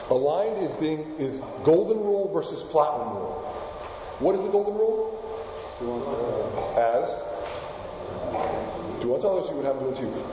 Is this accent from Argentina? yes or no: yes; Argentina; first language Spanish; English is a second language; moved away; I was born in Argentina. My first language is indeed Spanish.